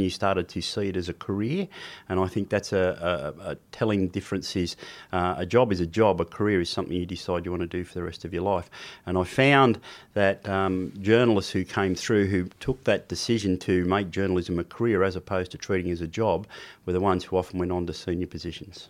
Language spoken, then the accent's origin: English; Sydney, New South Wales, Australia; also born or lived in New Zealand; I was brought up mainly in Sydney in the Sutherland Shire.